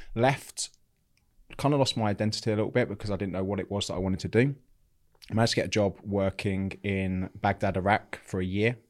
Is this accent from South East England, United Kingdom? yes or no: yes; Bognor Regis, South East England, United Kingdom; I grew up in, in Bognor Regis in West Sussex. I still live in Bognor Regis now.